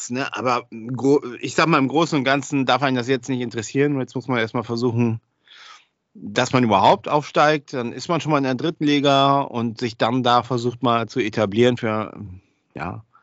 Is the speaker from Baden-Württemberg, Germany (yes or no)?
no; Oldenburg, Lower Saxony, Germany; als Oldenburger in Wilhelmshaven zu spielen.